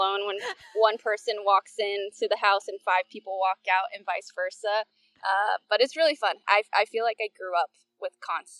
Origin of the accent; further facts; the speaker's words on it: Downey, California, United States; Yeah, so I grew up in Southern California, Los Angeles, and then even more specifically Downey, California.